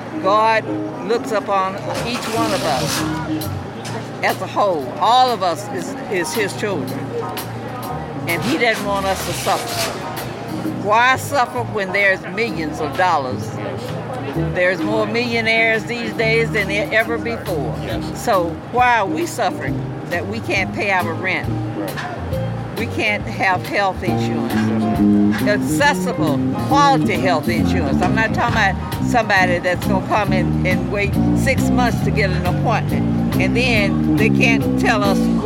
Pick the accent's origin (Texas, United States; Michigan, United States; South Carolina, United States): Texas, United States; Southern; now in Los Angeles, United States; I'm a Southern Texas girl, Southern Baptist